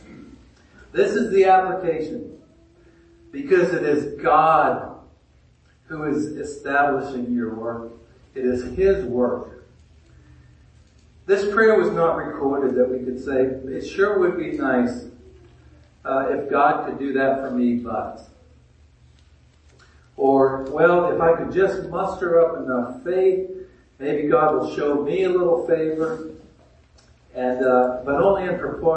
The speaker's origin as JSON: {"language": "English", "region": "Maine", "country": "United States", "tie": "born or raised there", "moved": "yes", "lives_now": "Dawsonville, United States", "said": "I grew up in Maine, and my family and friends each spring would go out and collect sap"}